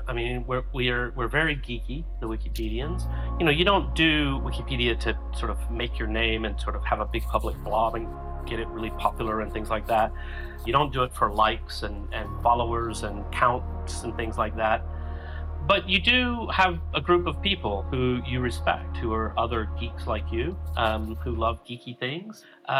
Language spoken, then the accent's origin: English; Huntsville, Alabama, United States; But there was a whole section of songs about Huntsville, Alabama. And I thought, oh, that's interesting. That's my hometown.